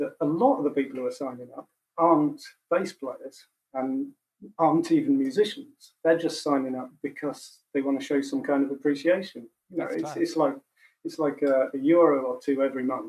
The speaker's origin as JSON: {"language": "English", "town": "Macclesfield", "region": "North West England", "country": "United Kingdom", "tie": "born or raised there", "said": "when I was growing up in Macclesfield."}